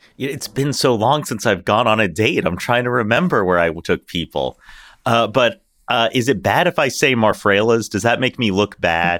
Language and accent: English; Houston, Texas, United States; growing up in Houston in the era of, like, Bagwell and Biggio